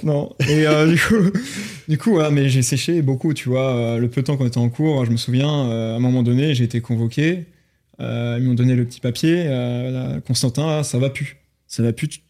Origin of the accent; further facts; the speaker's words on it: Rennes, Brittany, France; je suis de Rennes en Ille-et-Vilaine, hmm. en Bretagne